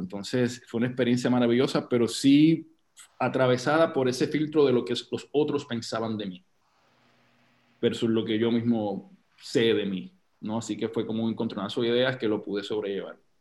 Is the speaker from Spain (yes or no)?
no; Loíza, Puerto Rico; yo soy de Loíza, Puerto Rico, del barrio Las Cuevas